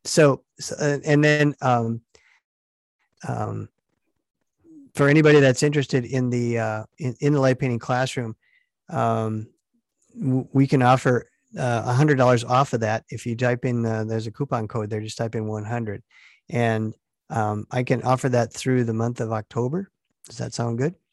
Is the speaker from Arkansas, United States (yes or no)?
no; Stevens Point, Wisconsin, United States; born or raised there